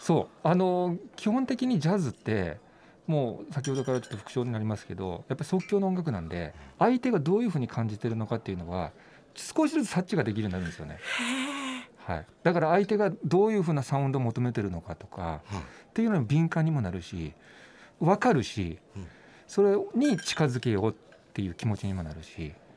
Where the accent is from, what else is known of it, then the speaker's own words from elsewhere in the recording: Nagasaki, Japan; 僕地元長崎なんですけども、長崎市なんですけどね